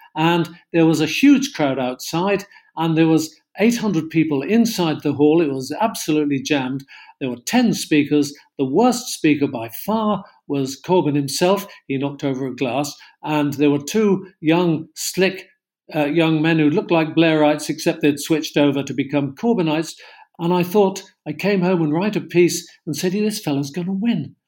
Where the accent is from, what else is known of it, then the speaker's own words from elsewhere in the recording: Cornwall, South West England, United Kingdom; I come from Cornwall